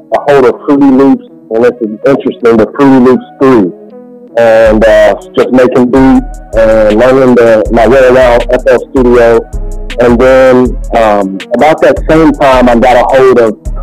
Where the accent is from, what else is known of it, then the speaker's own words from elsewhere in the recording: Kentucky, United States; As you can tell from the accent, I come from Kentucky